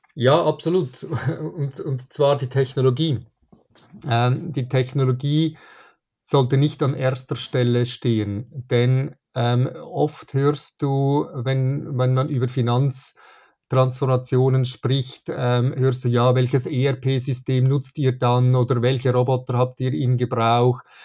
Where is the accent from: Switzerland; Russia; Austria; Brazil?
Switzerland; Zurich; ich komme aus der Schweiz, ähm, von Zürich